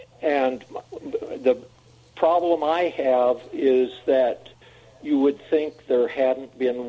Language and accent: English; Midwest, United States; now in Utah, United States; I'm not from Utah. I grew up in the Midwest.